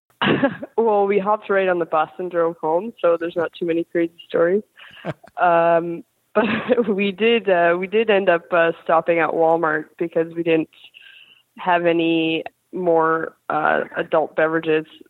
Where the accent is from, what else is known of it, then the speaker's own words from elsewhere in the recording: Kelowna, British Columbia, Canada; now in Buffalo, United States; I grew up in Kelowna, British Columbia